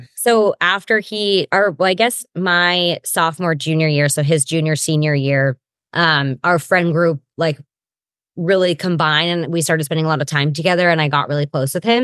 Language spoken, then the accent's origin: English; Granite Bay, California, United States; now in Southern California, United States; I grew up in Granite Bay, California. It's like a suburb